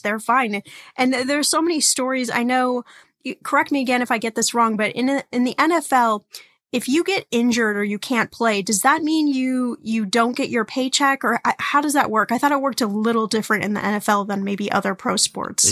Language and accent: English; Indiana, United States; I was born in Indiana, which makes me a Hoosier.